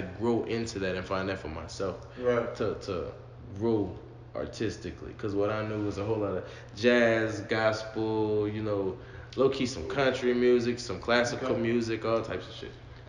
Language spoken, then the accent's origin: English; New Orleans, Louisiana, United States; I'm Big West Side. Algiers, Gretna, Murrow, Harvey, all those encompassing area. I'm from that side of the room.